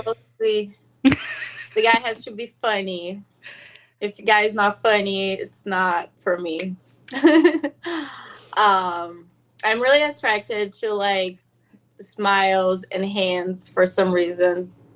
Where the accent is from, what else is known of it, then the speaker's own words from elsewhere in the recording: São Paulo, Brazil; now in Los Angeles, United States; I'm from Sao Paulo.